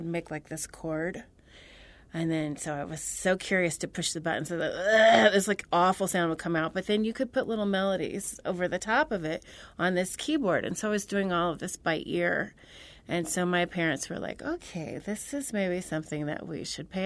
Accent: Central Illinois, United States; I'm from Central Illinois, about 3.5 hours south of Chicago.

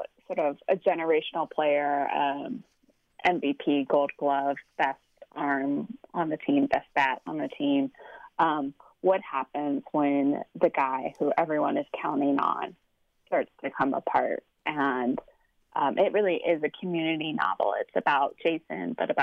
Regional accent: Seattle, Washington, United States; I grew up in Seattle going to Mariners games with my dad

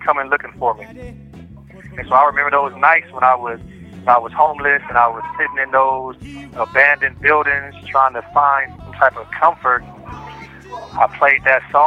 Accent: Long Beach, California, United States; I'm from Long Beach, California

